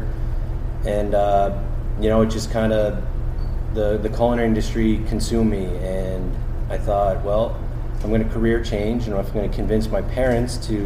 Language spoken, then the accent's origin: English; Bristol, New Hampshire, United States; moved away; I grew up in Bristol, New Hampshire